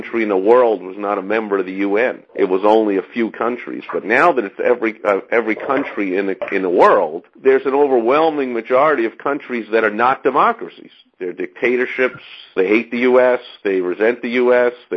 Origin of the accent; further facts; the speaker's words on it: New York City, New York, United States; I'm from New York, so I grew up in the city that hosts the U.N.